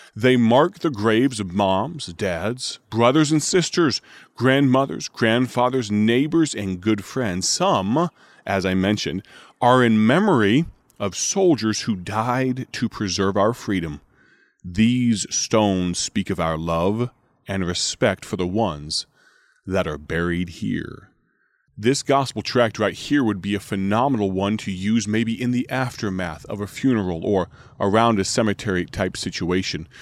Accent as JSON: {"language": "English", "country": "United States", "said": "I am an American."}